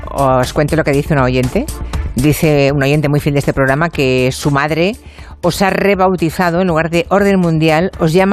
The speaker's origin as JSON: {"language": "Spanish", "country": "Philippines", "lives_now": "Madrid, Spain", "said": "Hola, soy filipina que vive hace 20 años ya en Madrid."}